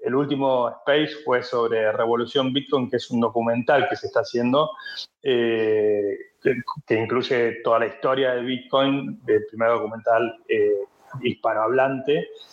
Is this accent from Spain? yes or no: no; France; accent: French; Spanish is a second language; also born or lived in Hong Kong; somos los tres franceses, pero quizás lo sabe ahora con mi acento